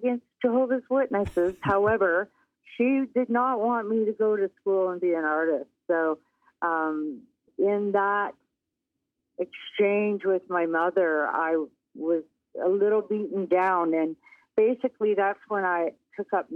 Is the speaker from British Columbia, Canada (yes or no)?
no; Windsor, Ontario, Canada; I grew up in Windsor, Ontario, of all places